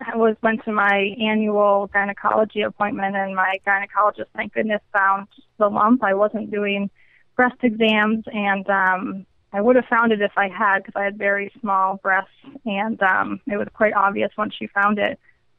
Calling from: Alexandria, Virginia, United States; Oh, I'm from Virginia, Alexandria, Virginia.

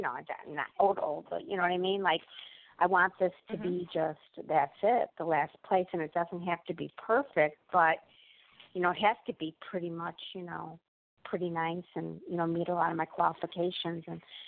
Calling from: Illinois, United States

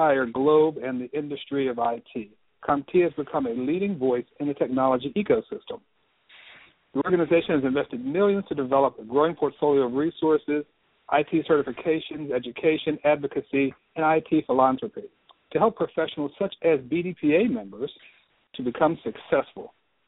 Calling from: Houston, Texas, United States; I just want to let you know that I'm calling you from Houston, Texas.

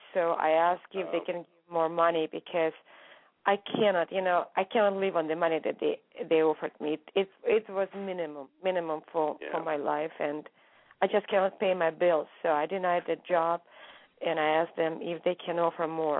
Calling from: California, United States; It's California.

